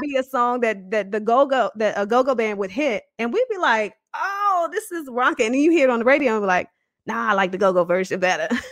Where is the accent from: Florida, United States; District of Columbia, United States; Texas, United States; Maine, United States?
District of Columbia, United States; Washington; I was born and raised in Southeast Washington, D C